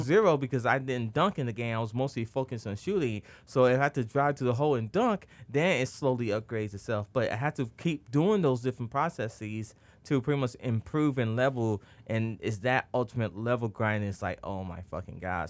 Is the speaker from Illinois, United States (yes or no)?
yes; Chicago, Illinois, United States; I select the Chicago Bulls. I'm like, yeah, I play for my hometown team itself.